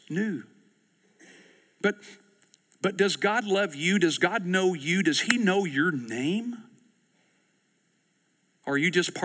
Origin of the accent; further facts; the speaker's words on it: East Texas, United States; I grew up in East Texas